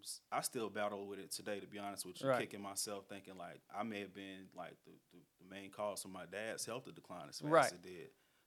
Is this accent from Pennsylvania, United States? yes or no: no; Durham, North Carolina, United States; I'm from Durham.